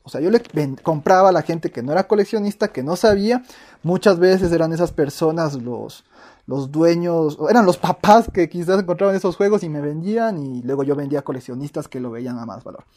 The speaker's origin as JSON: {"language": "Spanish", "country": "Ecuador", "said": "aquí en Latinoamérica, en mi país de Ecuador"}